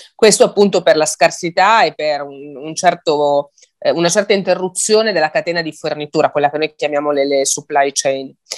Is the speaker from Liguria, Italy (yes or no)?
yes; Liguria, Italy; io sono Ligure